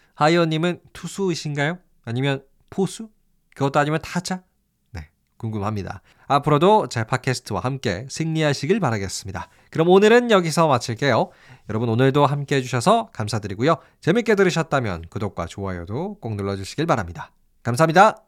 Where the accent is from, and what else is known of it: South Korea